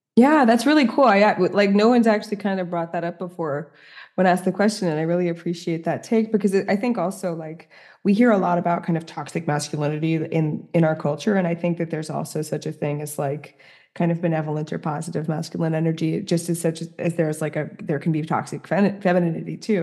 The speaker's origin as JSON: {"language": "English", "town": "New York City", "region": "New York", "country": "United States", "also_born_or_lived": "Paris", "moved": "as an adult", "said": "as a New Yorker who's now living in the, like, the middle of the countryside"}